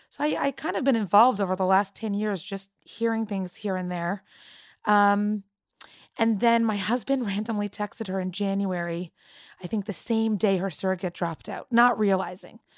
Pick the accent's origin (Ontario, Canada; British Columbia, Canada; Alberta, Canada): Ontario, Canada; Toronto; I grew up in Toronto, Canada, and I am 31 years old.